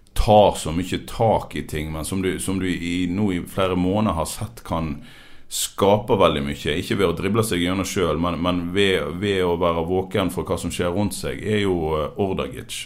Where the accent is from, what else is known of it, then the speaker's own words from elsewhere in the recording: Radøy, Vestland, Norway; Manger IL, som jeg er oppvokst i på Radøy